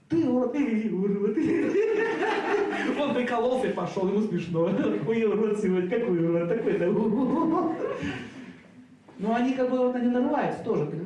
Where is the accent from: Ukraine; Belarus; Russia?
Russia; Saint Petersburg; born there; родился в 1971 году, город Санкт-Петербург, и квартира номер 5.